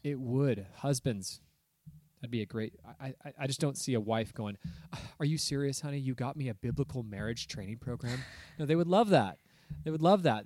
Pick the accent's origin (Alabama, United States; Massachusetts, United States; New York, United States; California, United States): California, United States; Southern; moved away as an adult; now in Oregon, United States; I was raised in Southern California. So I haven't lived my whole life here in Oregon in the woods